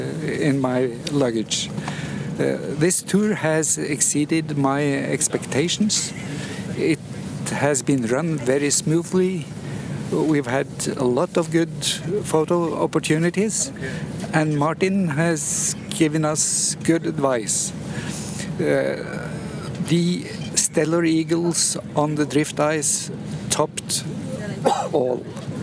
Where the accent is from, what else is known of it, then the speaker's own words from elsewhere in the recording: Norway; from Norway. I'm returning back home